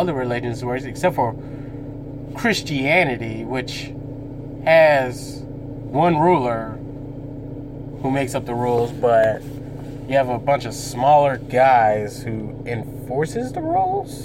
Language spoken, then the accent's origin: English; United States; I'm an American